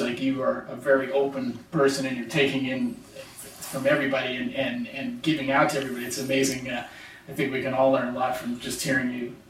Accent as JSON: {"language": "English", "town": "San Jose", "region": "California", "country": "United States", "tie": "born or raised there", "said": "I grew up in San Jose, so I'm always going to have a soft spot for all things California."}